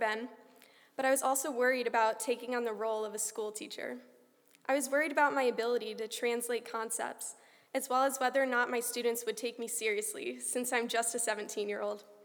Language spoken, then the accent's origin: English; United States; As an American student